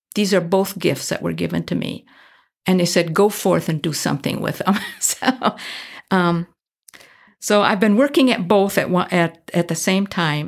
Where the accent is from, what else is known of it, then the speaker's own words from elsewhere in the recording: Midwest, United States; moved away as an adult; also born or lived in Minneapolis; I come from the Midwest